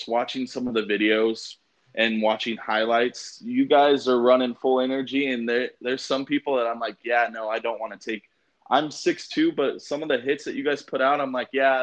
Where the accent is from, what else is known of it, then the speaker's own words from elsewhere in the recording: Las Vegas, Nevada, United States; I'm also from Vegas